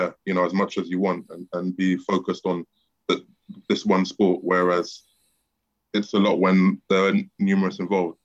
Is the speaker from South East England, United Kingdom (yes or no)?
no; London, United Kingdom; South London in Peckham, near where I'm from.